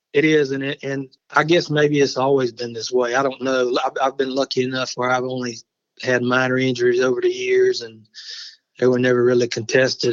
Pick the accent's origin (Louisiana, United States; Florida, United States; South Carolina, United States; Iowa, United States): South Carolina, United States; Barnwell; I grew up in Barnwell, which is where I am now.